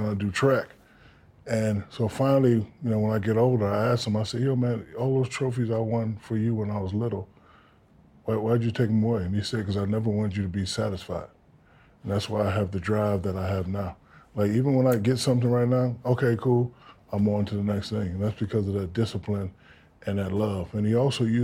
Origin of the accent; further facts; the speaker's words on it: Newark, New Jersey, United States; I'm from Newark, New Jersey